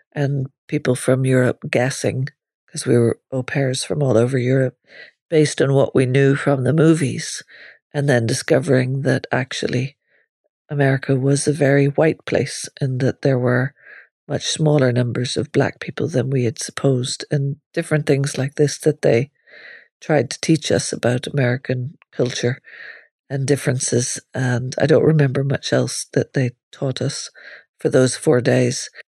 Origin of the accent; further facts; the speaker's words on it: Northern Ireland, United Kingdom; moved away as an adult; also born or lived in Limerick, Ireland; I grew up in Northern Ireland, where you walked around seeing policemen carrying machine guns